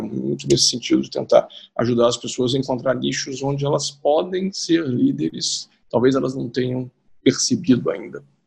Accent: Juiz de Fora, Minas Gerais, Brazil; moved away as an adult; also born or lived in Rio de Janeiro; eu sou de Juiz de Fora

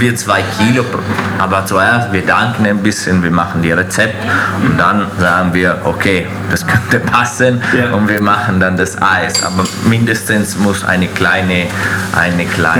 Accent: Veneto, Italy; German is a second language; also born or lived in Fürth, Germany; now in Schwabach, Germany; als ich, ich, ich, in die Schule angefangen habe, äh, war ich immer in Italien

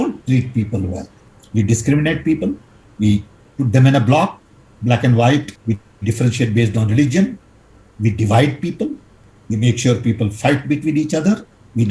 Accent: Odisha, India; When I was growing up in Orissa

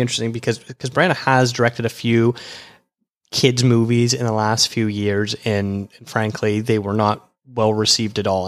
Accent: Canada; a Canadian film critic

